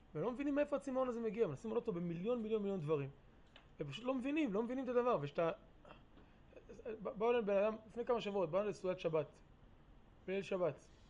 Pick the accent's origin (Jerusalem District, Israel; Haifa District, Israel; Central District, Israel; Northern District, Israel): Northern District, Israel; Ma'alot-Tarshiha; also born or lived in New York, United States; now in Kfar Vradim, Israel; ההורים שלי הגיעו לפה למעלות בשנת תשמ"ב.